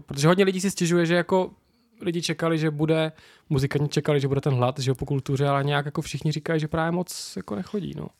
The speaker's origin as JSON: {"language": "Czech", "region": "Moravia", "country": "Czechia", "said": "Jsme dva z Moravy"}